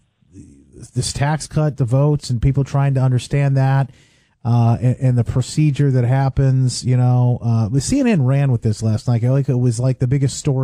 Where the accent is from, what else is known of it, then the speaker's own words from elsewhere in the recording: Evansville, Indiana, United States; now in Michigan, United States; I grew up in Indiana, and we had Indiana University